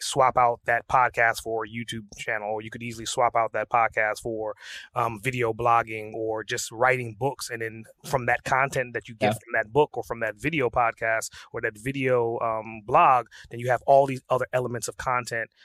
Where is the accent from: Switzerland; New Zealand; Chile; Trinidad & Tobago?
Trinidad & Tobago; I was born and raised in Trinidad